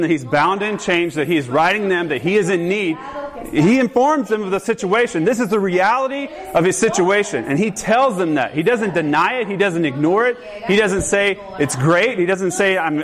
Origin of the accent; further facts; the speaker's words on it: the South, United States; growing up in the South